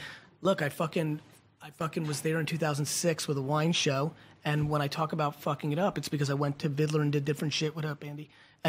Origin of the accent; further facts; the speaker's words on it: Russia; moved away; I was born in Russia.